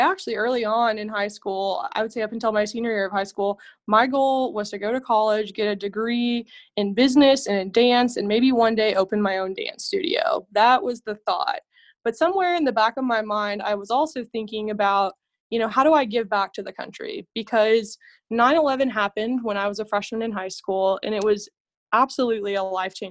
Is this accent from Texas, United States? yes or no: yes; San Antonio, Texas, United States; moved away as an adult; also born or lived in Colorado Springs, Colorado; now in Fort Worth, United States; I'm originally from San Antonio, Texas